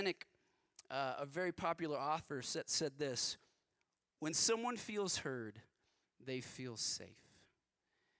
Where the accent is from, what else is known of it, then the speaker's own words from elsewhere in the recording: West Texas, United States; I grew up in West Texas